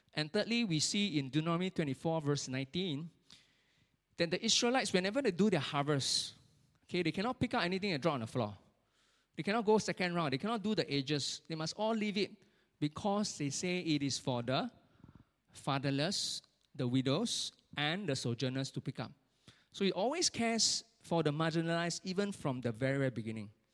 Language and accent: English; Singapore; as Singaporean